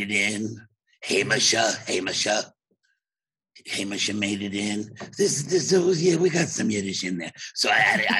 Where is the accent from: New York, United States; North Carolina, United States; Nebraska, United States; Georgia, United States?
New York, United States; New York City; I was from Bensonhurst, Brooklyn.